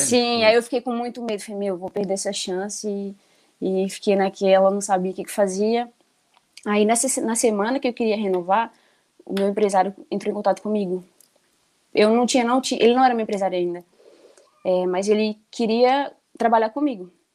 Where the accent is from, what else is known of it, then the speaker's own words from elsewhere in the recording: Timóteo, Minas Gerais, Brazil; also born or lived in Coronel Fabriciano; eu nasci em Timóteo, né? É, a gente mudou para Fabriciano uh, com 11 anos